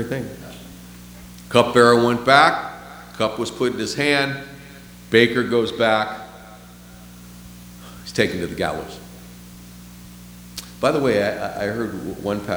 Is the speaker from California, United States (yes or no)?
yes; San Francisco, California, United States; moved away; I'm from San Francisco